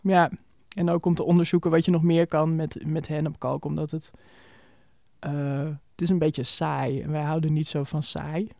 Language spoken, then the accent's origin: Dutch; Almere, Flevoland, Netherlands; now in Amsterdam, Netherlands; we zijn allebei opgegroeid in Almere